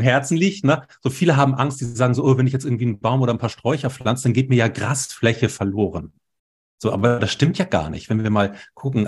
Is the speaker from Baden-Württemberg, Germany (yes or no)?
no; Hamburg, Germany; also born or lived in Baltic Sea coast; ich bin ja in Hamburg geboren und wir leben hier an der Ostsee.